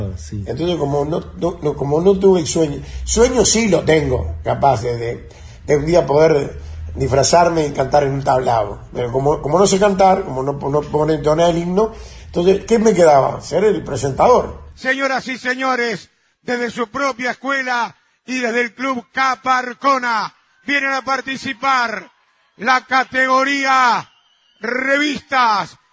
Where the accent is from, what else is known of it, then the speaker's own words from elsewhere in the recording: Montevideo, Uruguay; yo me crié en Maroña, en Corral y Centenario